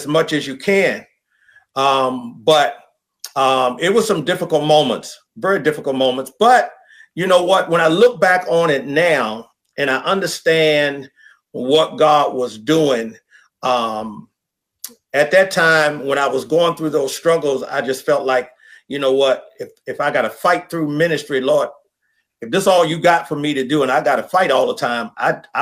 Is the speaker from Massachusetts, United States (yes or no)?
no; Louisa County, Virginia, United States; also born or lived in Richmond, Virginia; now in Gainesville, United States; I was born in Louisa County, which is about an hour and 15 minutes south of Gainesville, Virginia. And I grew up there